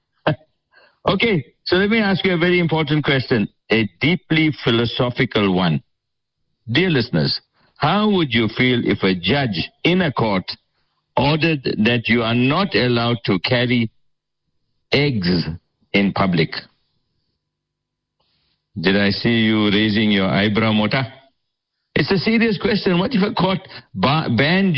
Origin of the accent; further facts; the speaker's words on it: Port Shepstone, KwaZulu-Natal, South Africa; Sheppy, that's my hometown, Port Shepston